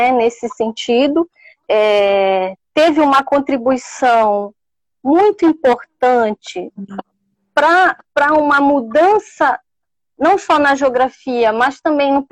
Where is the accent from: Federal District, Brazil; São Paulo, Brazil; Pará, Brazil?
Pará, Brazil; accent: Paraense; now in São Luís, Brazil; Obrigada. Eu mesmo gosto muito do meu sotaque